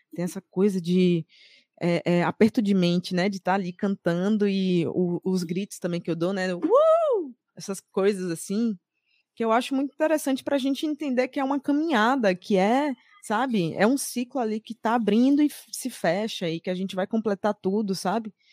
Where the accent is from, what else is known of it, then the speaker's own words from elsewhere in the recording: Salvador, Bahia, Brazil; sou de Salvador, Bahia